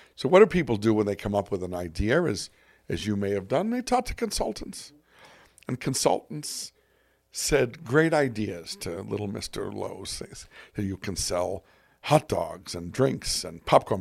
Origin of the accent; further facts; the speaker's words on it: Boston, Massachusetts, United States; I'm from Boston